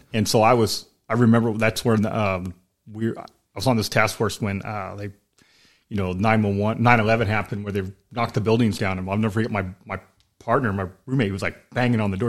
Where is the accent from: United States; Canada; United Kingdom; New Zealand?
United States; Sacramento, California; moved away as an adult; also born or lived in Elk Grove, California; now in Southern California, United States; I grew up in Sacramento. I was, I was born in Sacramento, like the downtown part